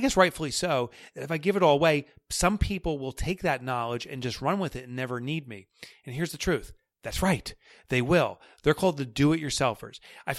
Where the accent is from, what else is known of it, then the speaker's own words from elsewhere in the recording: New York, United States; accent: New York; know, that New York accent comes in. We all you want is money? Is that all you care about? And that's my New York accent.